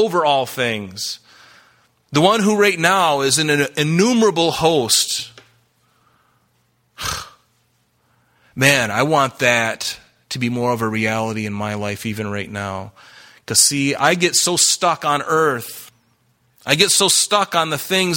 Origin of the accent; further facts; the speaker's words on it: the South, United States; I grew up in the South.